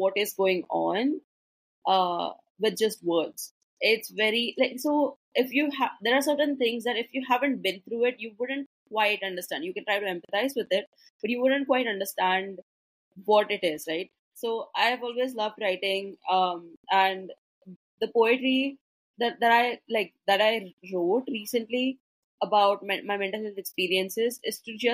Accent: India; also born or lived in Mumbai, India; I'm from India, and the Indian culture is not supportive of mental health

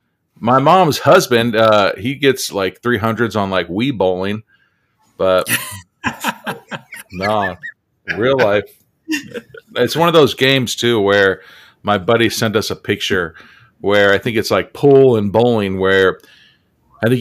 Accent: San Diego, California, United States; moved away; also born or lived in Idaho; I grew up in San Diego

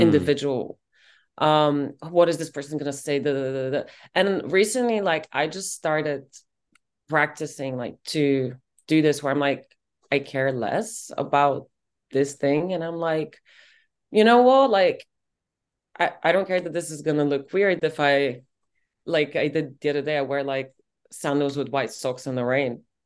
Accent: Bulgaria; moved away as an adult; also born or lived in Colorado, United States; now in London, United Kingdom; growing up in Bulgaria

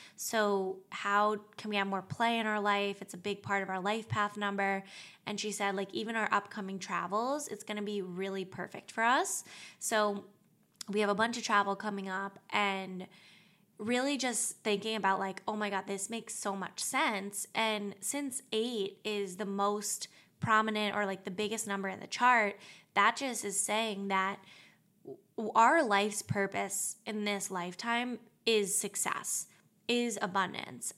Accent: Long Island, New York, United States; now in New York City, United States; I grew up in Long Island.

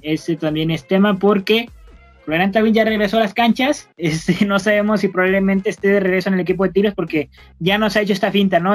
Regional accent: Monterrey, Nuevo León, Mexico; somos regios, este, orgullosamente regimontanos

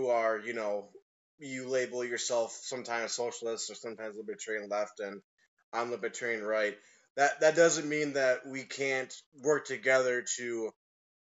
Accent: Janesville, Wisconsin, United States; now in Milwaukee, United States; I was born and raised in Janesville, Wisconsin, and now I'm currently living in Milwaukee, Wisconsin.

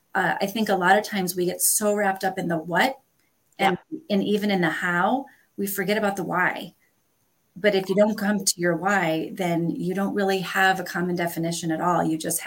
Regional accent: Northern United States, United States; as a Northerner who came to the South, I can promise you, you all have a bunch of weird terms

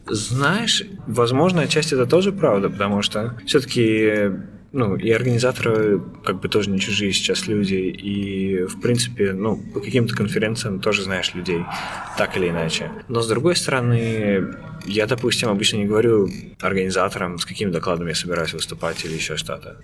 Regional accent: Khimki, Moscow Oblast, Russia; moved away as an adult; now in Amsterdam, Netherlands; я сам, ну, не из самой Москвы, я сам из Химок

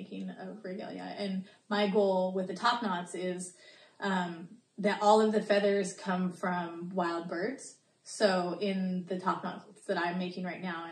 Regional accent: Mariposa, California, United States; from Yosemite, Mariposa area, born there and raised there

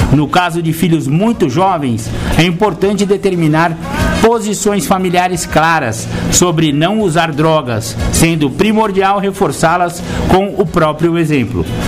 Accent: São Paulo, Brazil; also born or lived in Mato Grosso do Sul; No caso de São Paulo, que foi a cidade onde eu cresci, nasci. Não, na verdade eu nasci lá no, Rio, eh, Mato Grosso do Sul. Só que eu cresci com 15 dias de idade, eu já estava em São Paulo, então eu posso me considerar um paulistano

